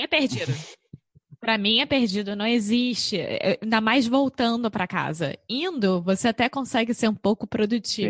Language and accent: Portuguese; Rio de Janeiro, Brazil; now in Portugal; eu sou brasileira, carioca do Rio de Janeiro